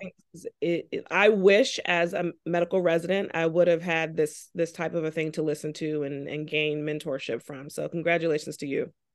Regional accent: Charleston, South Carolina, United States; moved away as an adult; now in North Carolina, United States; I'm originally from Charleston, South Carolina. Came to North Carolina for college

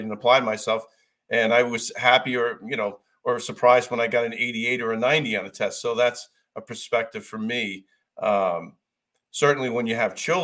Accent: United States; I'm an American

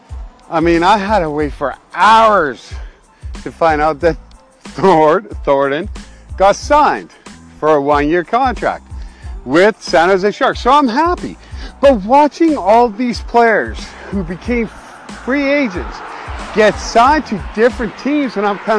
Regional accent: Canada; also born or lived in Alberta; I am Canadian

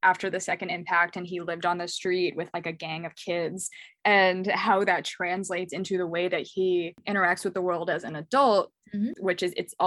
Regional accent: New England, United States; moved away as an adult; also born or lived in New York; now in Philadelphia, United States; I grew up in New England

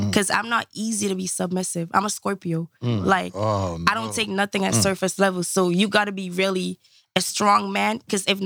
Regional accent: Jamaica; now in United States; I was born and raised in Jamaica

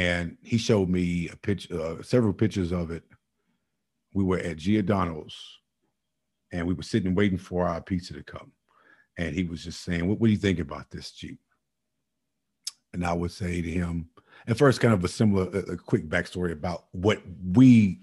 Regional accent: Chicago, Illinois, United States; All of us are products of Chicago. We're products, not only Chicago, Inglewood, for that matter. I remember days growing up in Chicago

